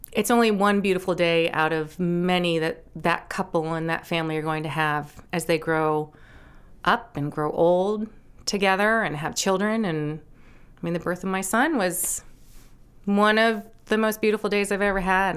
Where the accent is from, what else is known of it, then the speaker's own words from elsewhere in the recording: Nantucket, Massachusetts, United States; also born or lived in New York City; now in Maine, United States; I grew up on Nantucket. My parents, um, moved from New York City in nineteen seventy-one when I was just about three, moved us to the beach